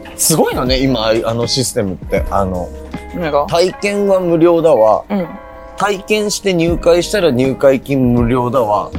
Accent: Miyagi, Japan; moved away as an adult; also born or lived in Osaka / Kanagawa; now in Tokyo, Japan; 地元の宮城と大阪と東

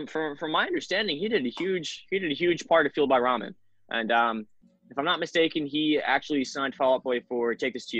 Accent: Salem County, New Jersey, United States; I'm from down. I'm basically Delaware, like Salem County

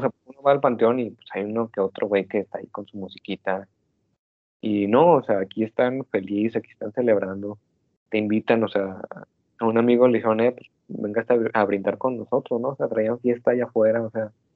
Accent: Mexico

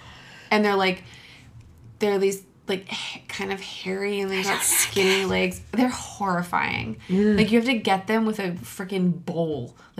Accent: United States; I'm American.

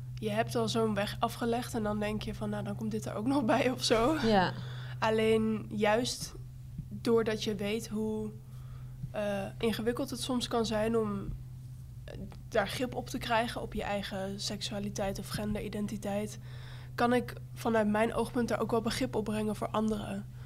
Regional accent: Bible Belt, Netherlands; ik kom uit de Bijbelbelt

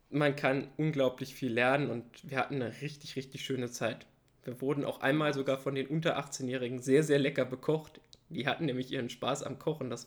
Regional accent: Hesse, Germany; born there; ich komme ja gebürtig aus der Region Kassel-Fulda. Das bezeichne ich immer so als die Mitte Deutschlands.

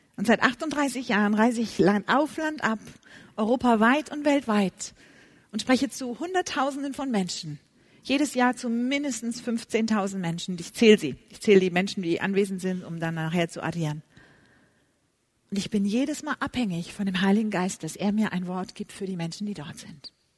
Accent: Germany; wie wir deutschen Frauen so sind

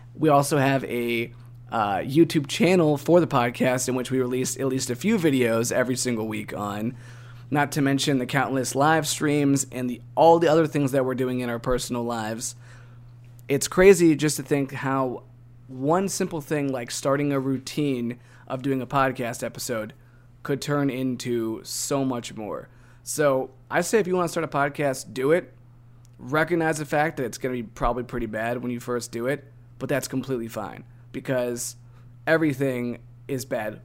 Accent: Northeast Ohio, United States; now in Tennessee, United States; growing up in Northeast Ohio, in which it's really cloudy and we don't see a whole lot of sun

